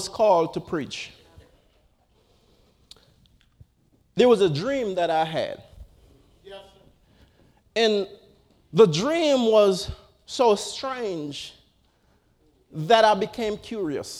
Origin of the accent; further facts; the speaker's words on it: Jamaica; my earlier years growing up in Jamaica.